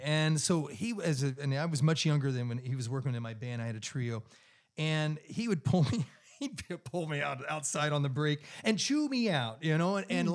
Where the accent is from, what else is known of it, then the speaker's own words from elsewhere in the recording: Clearwater, Kansas, United States; now in Charlotte, United States; I grew up in this little town of 2,000 people, farm community. You know, I grew up on a dirt road uh, with wheat fields on all four sides of the house. My mailing address the entire time I was growing up was Route One, Clearwater, Kansas